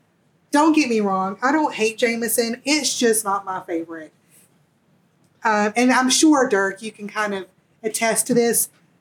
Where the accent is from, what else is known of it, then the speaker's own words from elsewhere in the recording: the South, United States; I am not Irish. If you cannot tell from my accent, I am from the South